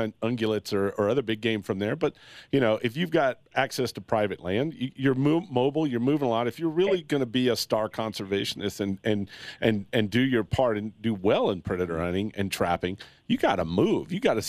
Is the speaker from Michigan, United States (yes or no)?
no; Texas, United States; I came from Texas, right?